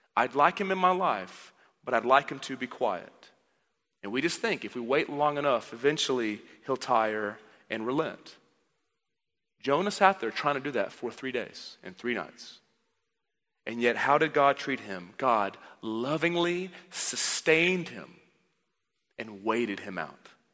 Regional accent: Dallas, Texas, United States; I grew up in the Dallas area, so if you walk ten feet, you fall into a church

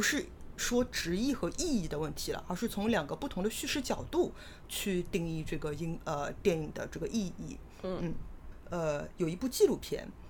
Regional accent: Shanghai, China; accent: Shanghainese; 上海方言也是两语说得很多的

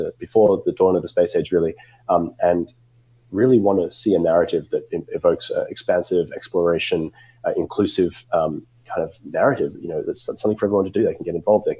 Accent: Australia; moved away as an adult; now in United States; I grew up in Australia, as you can probably tell from my accent

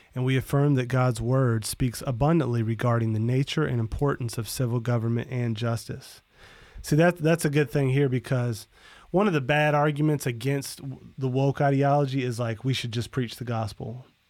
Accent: Florida, United States; growing up in Florida

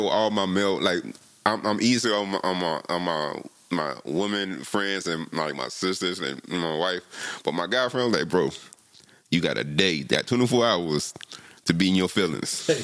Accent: Chicago, Illinois, United States; I am from South Chicago suburb

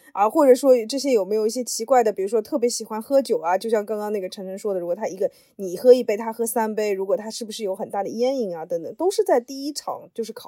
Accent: China; 这个要套话的，一般来说，他们可能会好奇我们中国人，比如说是一个呃，就独生子女嘛。

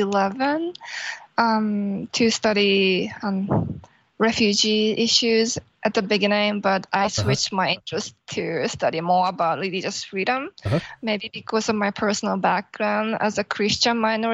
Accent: Tokyo, Japan; moved away as an adult; now in Boston, United States; I'm originally from Tokyo, Japan.

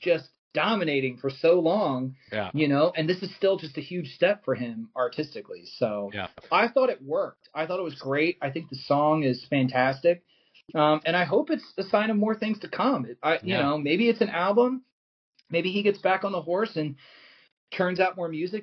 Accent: Philadelphia, Pennsylvania, United States; as a Philadelphian, I would say, like, I feel like New York is definitely a part of my DNA

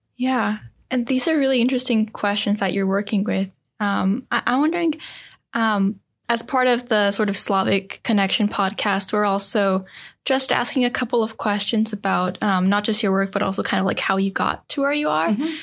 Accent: Serbia; moved away; I come from Serbia. My my family um, still lives there

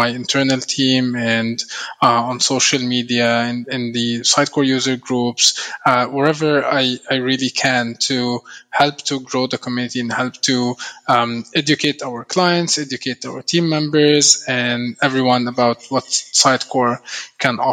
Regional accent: Egypt; moved away as an adult; also born or lived in Canada; I'm from Egypt. I used to live in Canada for the past 8 years, and I recently moved back home to Egypt a few months ago.

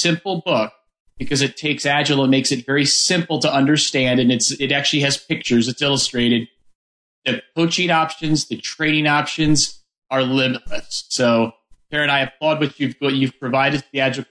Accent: Missouri, United States; John, Amos, and myself, we're all from Missouri

